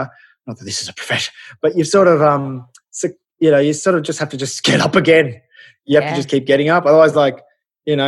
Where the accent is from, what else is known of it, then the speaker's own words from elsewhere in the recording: Australia; I grew up in Australia